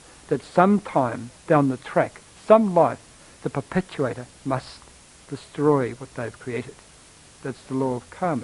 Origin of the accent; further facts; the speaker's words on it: Australia; I'm from Australia, and we in Australia quite well know of the Aboriginals